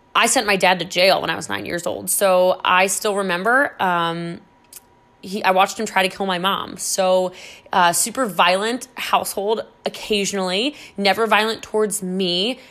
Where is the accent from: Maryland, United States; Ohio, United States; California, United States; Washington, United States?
Maryland, United States; was born and raised in Maryland